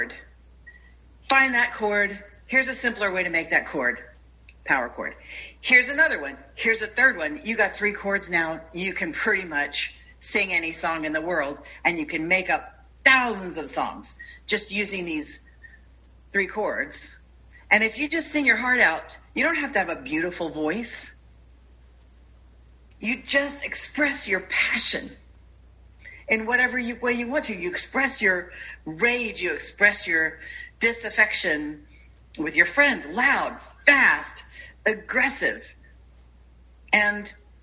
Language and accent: English; United States